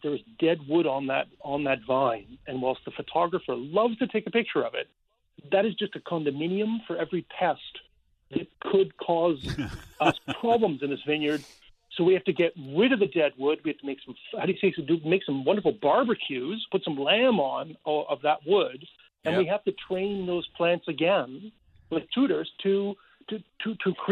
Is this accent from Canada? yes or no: yes; Canada; as Canadian